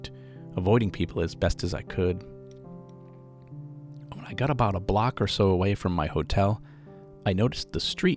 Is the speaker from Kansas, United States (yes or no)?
no; Boston, Massachusetts, United States; Now, I'm from the Boston area